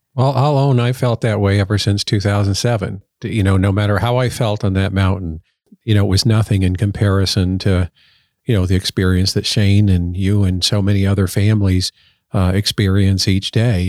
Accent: Colorado Springs, Colorado, United States; I grew up in Colorado Springs, so we always said we were in the shadow of the peak

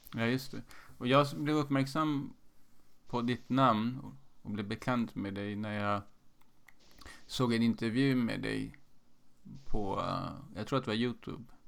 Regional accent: Sweden; Jag är född i Sverige med en eh, iransk far

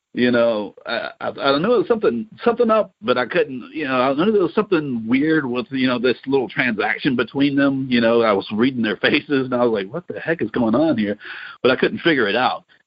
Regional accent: Louisiana, United States; I grew up in Louisiana

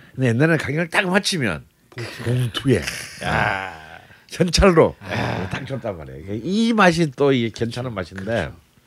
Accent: Busan, South Korea; 저는 부산인데도

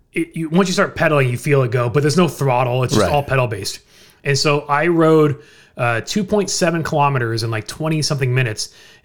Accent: United States; And so, of course, me being the American, I got no place to go.

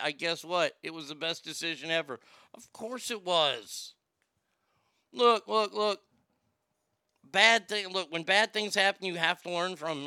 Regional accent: Texas, United States; I grew up here in Texas

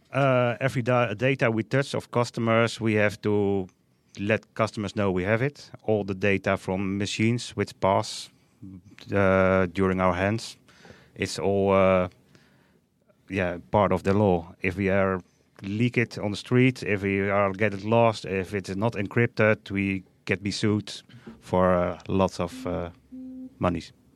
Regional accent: Netherlands; from the Netherlands

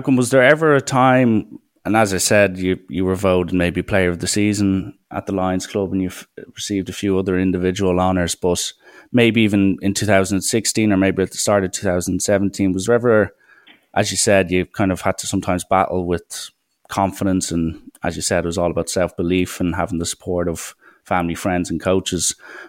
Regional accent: Ireland; even as an Irish fan looking at South African rugby

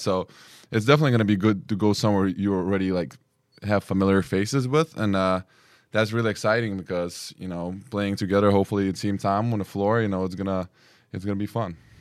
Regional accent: Lithuania; also born or lived in New York; now in Spain; I'm from Lithuania, and I've been living in New York for four years

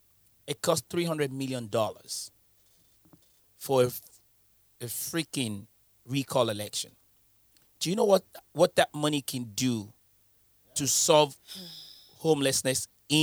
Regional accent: United Kingdom; Listen, I'm British.

